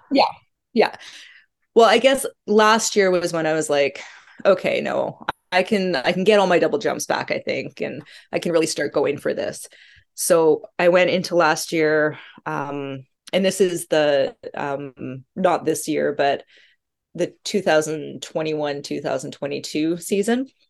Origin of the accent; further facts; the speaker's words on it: Calgary, Alberta, Canada; I grew up in Calgary, which is about an hour away from Banff, Rocky Mountains